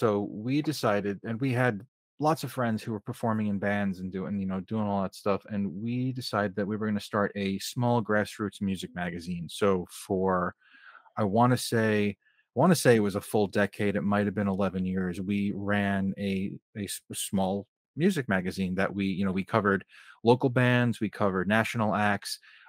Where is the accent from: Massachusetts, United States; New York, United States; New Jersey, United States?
New Jersey, United States; Bergen County.